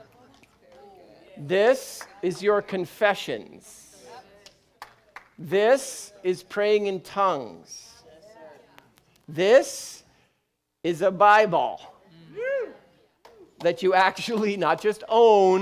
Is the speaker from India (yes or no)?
no; United Kingdom; I'm British.